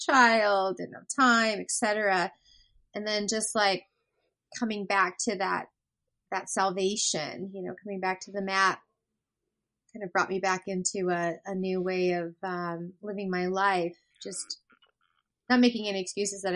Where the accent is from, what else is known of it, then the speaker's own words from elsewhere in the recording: Colorado, United States; now in Seattle, United States; I'm originally from Colorado.